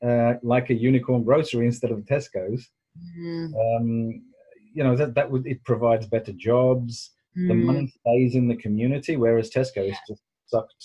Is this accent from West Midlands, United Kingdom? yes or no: yes; Cradley Heath, West Midlands, United Kingdom; moved away; grew up in the Black Country in the West Midlands near a town called Cradley Heath.